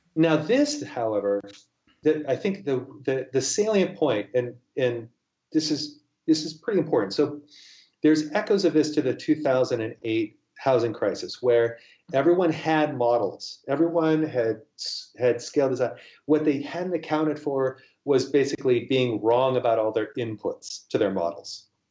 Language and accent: English; United States; now in Seattle, United States